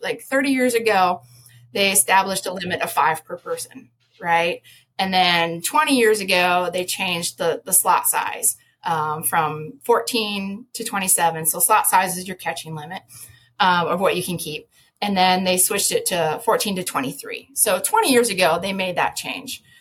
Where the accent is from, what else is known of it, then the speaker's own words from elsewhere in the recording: Minnesota, United States; moved away as an adult; also born or lived in Colorado / Utah / Orlando, Florida / Georgia; I'm from Minnesota, you know, Colorado, I lived out Utah